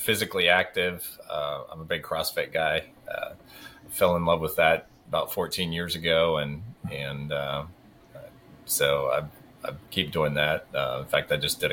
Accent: Morocco; moved away; growing up in Morocco. I didn't grow up with a TV

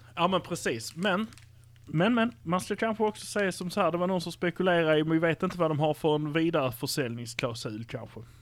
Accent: Malmö, Skåne, Sweden; Vi är från Malmö

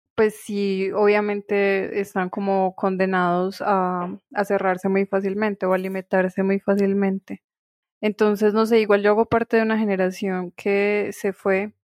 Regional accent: Pereira, Risaralda, Colombia; soy de Pereira

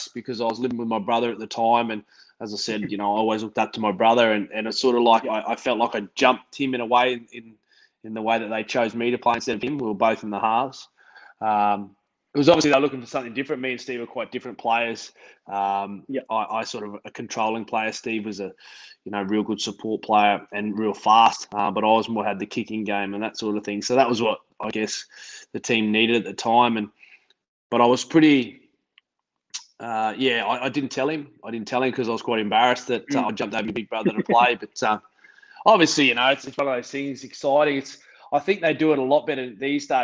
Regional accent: Queensland, Australia; moved away; also born or lived in Parramatta, Sydney; I'm a Queenslander.

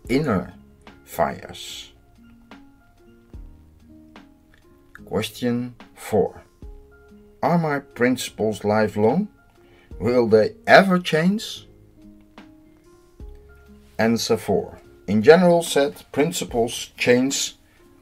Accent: Netherlands; I'm from the Netherlands.

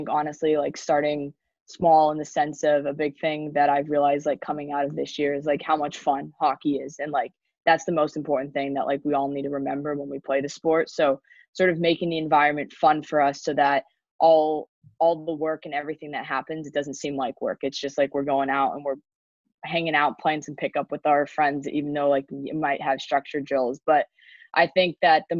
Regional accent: up by San Jose, Northern California, United States; I grew up obviously in California

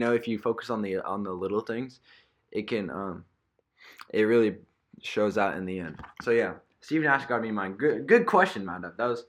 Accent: Canada; I'm Canadian.

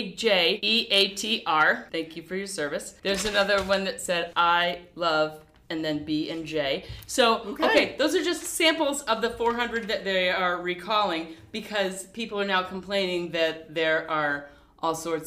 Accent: United States; we as the American people

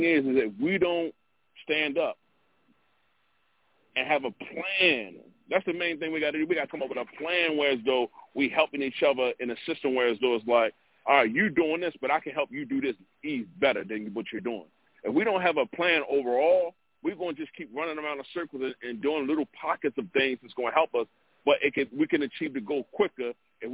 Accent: Baltimore, Maryland, United States; I'm from Baltimore

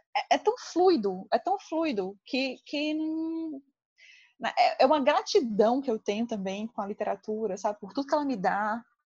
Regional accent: Ceará, Brazil; eu sou muito orgulhosa da minha terra, muito orgulhosa do meu povo

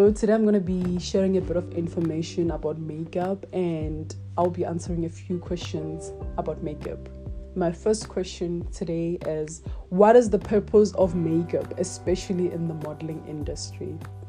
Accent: Matibela, Limpopo, South Africa; I'm 23 years old and I'm from Matibela in the Limpopo province.

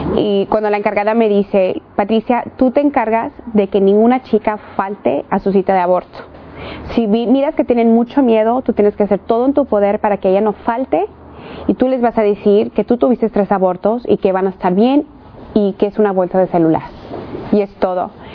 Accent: California, United States; nacida en los Estados Unidos, en el estado de California, de papás mexicanos

